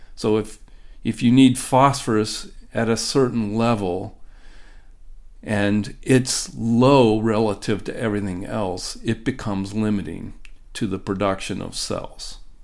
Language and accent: English; Ohio, United States; now in Minnesota, United States; I grew up in the Midwest, uh, but not in Minnesota. I grew up in Ohio